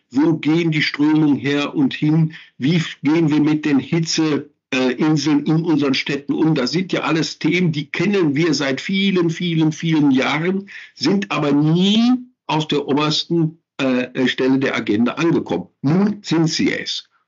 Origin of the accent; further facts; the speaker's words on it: North Rhine-Westphalia, Germany; Da fallen mir natürlich auch meine Heimatregion, das Ruhrgebiet, äh, fällt mir dann auch